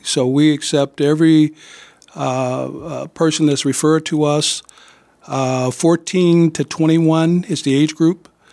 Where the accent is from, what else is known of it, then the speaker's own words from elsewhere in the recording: East St. Louis, Illinois, United States; also born or lived in Quad Cities; now in Davenport, United States; I'm from East Saint Louis, Illinois.